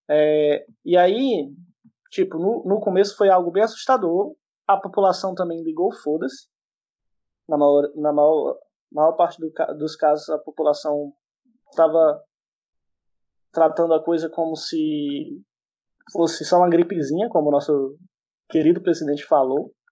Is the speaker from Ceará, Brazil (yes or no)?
yes; Ceará, Brazil; sou do Ceará